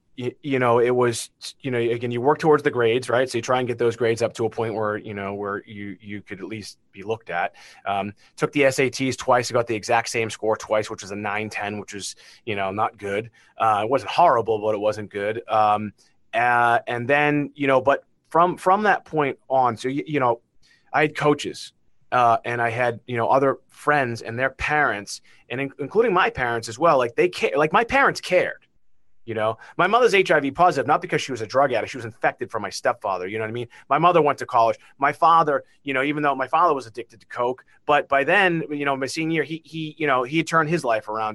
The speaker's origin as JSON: {"language": "English", "town": "Beverly", "region": "Massachusetts", "country": "United States", "tie": "born or raised there", "accent": "Massachusetts", "said": "where I grew up in Beverly, Massachusetts"}